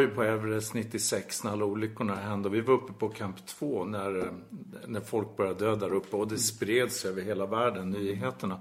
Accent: Sweden; vi är ju svenskar

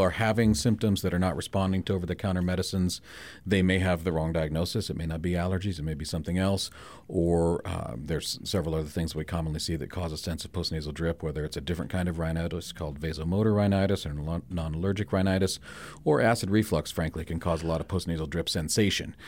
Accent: Spearfish, South Dakota, United States; born and raised in Spearfish

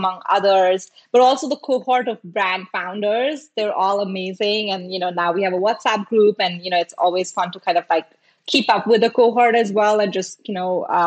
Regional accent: India; moved away as an adult; also born or lived in Singapore; now in United States; I grew up in India. I lived in Singapore for like 7 years before moving to the US.

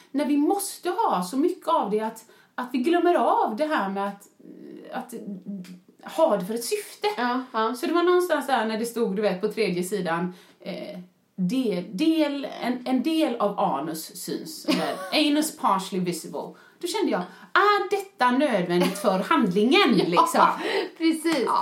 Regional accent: Sweden

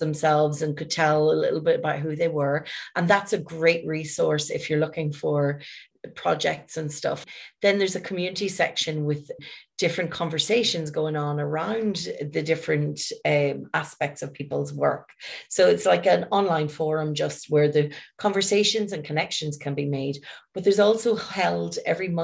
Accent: Ireland; I'm from Ireland

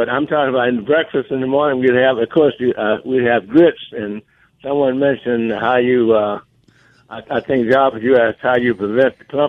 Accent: the Delta, Mississippi, United States; my early days growing up in the Delta.

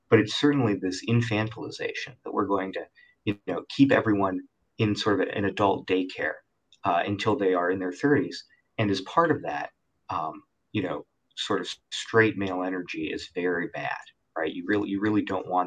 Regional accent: Cleveland, Ohio, United States; moved away; I grew up in Cleveland

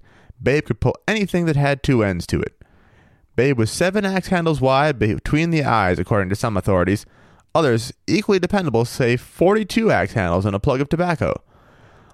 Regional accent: Maine, United States; moved away; also born or lived in Missouri; my home state of Maine

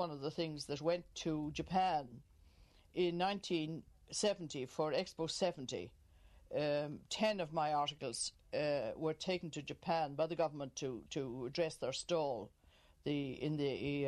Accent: Killiney, Leinster, Ireland; moved away as an adult; now in County Cavan, Ireland; I was born in Killiney. I'm not a Cavan native.

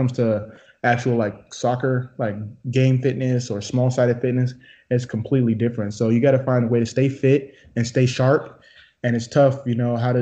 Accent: Sacramento, California, United States; moved away as an adult; now in Austin, United States; Sacramento, my hometown

